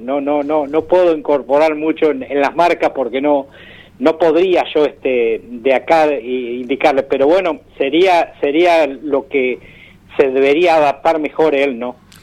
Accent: Macachín, La Pampa, Argentina; nuestro pueblo, que aún sigue siendo pequeño, pero ya tiende a ser ciudad, ¿no? Macachín está muy lindo en este momento.

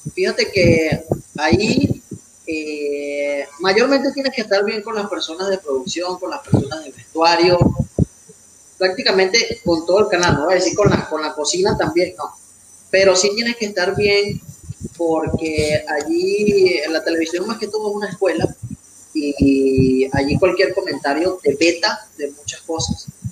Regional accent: Valencia, Carabobo, Venezuela; moved away as an adult; now in Mexico; yo soy de Venezuela, eh, Valencia, Estado Carabobo. Este, ya tengo tres años aquí en México

